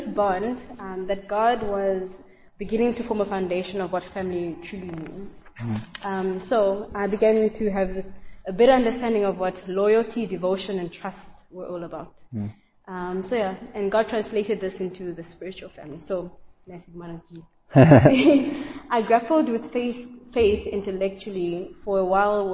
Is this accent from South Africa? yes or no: yes; South Africa; moved away; also born or lived in East Africa; I was born in East Africa and grew up in South Africa